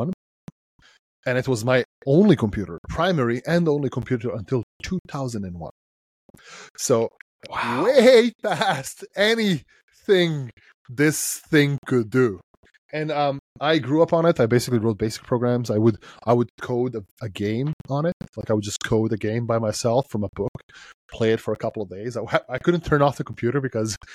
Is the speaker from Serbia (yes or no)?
yes; Serbia; So I come from Serbia, right, which is Southeast Europe. And I grew up in a country in a time when we didn't really have a lot.